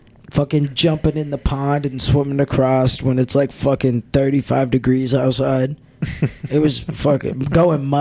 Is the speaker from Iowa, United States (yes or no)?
yes; Oskaloosa, Iowa, United States; growing up in Oskaloosa, I did some fucking country-ass shit, some redneck-ass shit